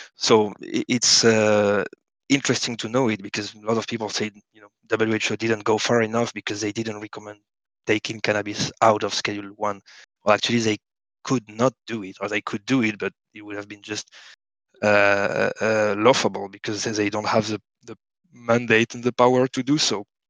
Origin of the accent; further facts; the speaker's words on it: France; now in Barcelona, Spain; I live in Barcelona, but I, am I'm, I'm French. Uh, I was born in France